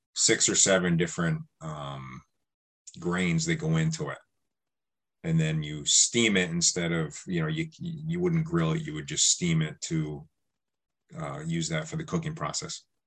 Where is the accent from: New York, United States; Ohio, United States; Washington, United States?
New York, United States; now in Milton, United States; growing up in New York, I used to go to New York City a little bit here and there